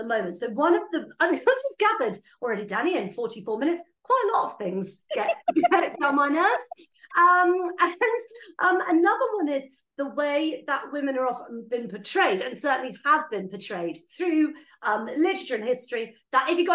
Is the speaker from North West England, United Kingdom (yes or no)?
no; Blandford Forum, South West England, United Kingdom; I'm from Blandford Forum originally